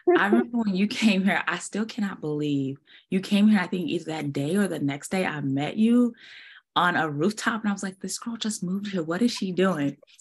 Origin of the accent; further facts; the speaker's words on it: Portland, Oregon, United States; moved away as an adult; now in Dallas, United States; I'm born and raised in Portland, but I did move away and I came back